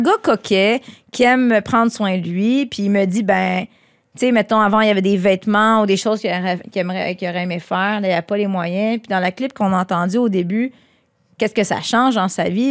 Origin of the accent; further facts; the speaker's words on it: Quebec, Canada; je suis québécois